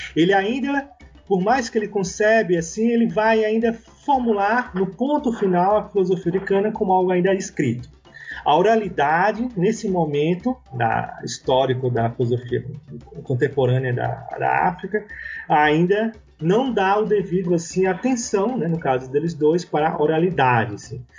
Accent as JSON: {"language": "Portuguese", "country": "Brazil", "said": "enquanto brasileiros"}